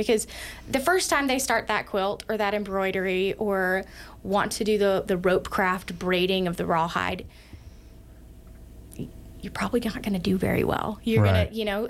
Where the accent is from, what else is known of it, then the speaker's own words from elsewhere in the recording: Georgia, United States; now in Sheridan, United States; I grew up in Georgia